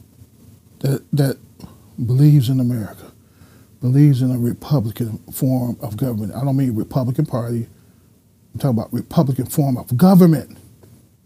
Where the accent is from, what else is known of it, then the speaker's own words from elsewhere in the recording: United States; we had been taught as American citizens